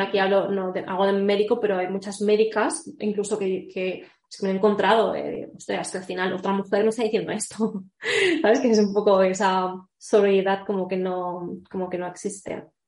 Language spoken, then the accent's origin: Spanish; Barcelona, Catalonia, Spain; moved away as an adult; now in Madrid, Spain; Soy, estoy viviendo aquí en Madrid, pero soy nueva en Madrid porque yo en verdad soy de Barcelona